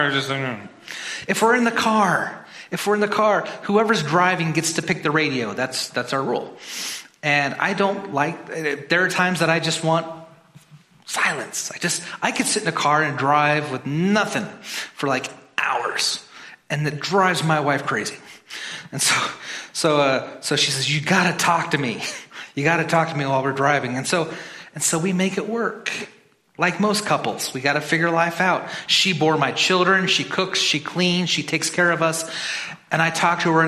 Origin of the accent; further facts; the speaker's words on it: Midwest, United States; I'm from the Midwest.